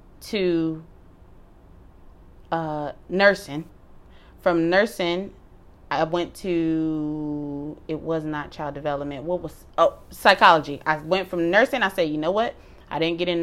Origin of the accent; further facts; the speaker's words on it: Detroit, Michigan, United States; moved away as an adult; also born or lived in Durham, North Carolina; we're from Detroit